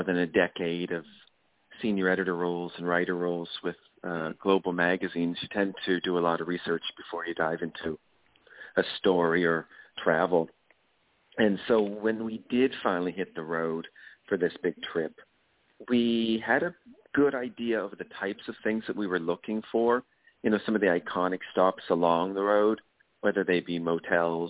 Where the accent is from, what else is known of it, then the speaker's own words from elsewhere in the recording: Kenya; growing up in Kenya, or in Africa in general